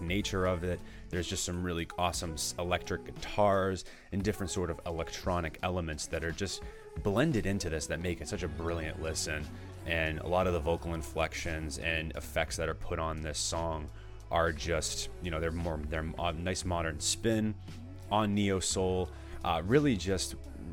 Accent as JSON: {"language": "English", "town": "Danvers", "region": "Massachusetts", "country": "United States", "tie": "born or raised there", "said": "I grew up in Danvers, Massachusetts"}